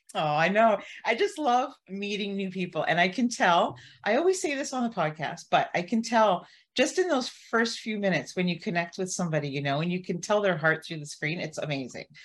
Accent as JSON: {"language": "English", "town": "Barrie", "region": "Ontario", "country": "Canada", "said": "I'm from Barrie, Ontario"}